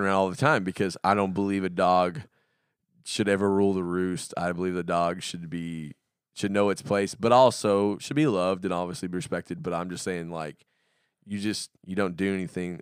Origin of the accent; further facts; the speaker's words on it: the South, United States; I grew up in the South